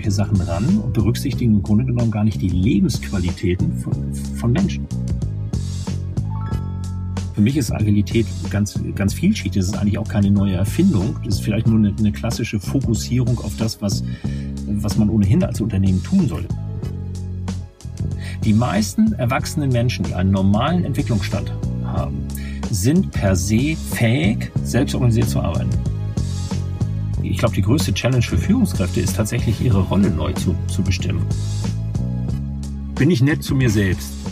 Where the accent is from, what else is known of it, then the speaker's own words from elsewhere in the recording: Hamburg, Germany; accent: North German; wie man wahrscheinlich an meiner Aussprache erkennen wird, äh, stamme ich aus dem norddeutschen Raum. Ich bin in Hamburg geboren, in der Hansestadt Hamburg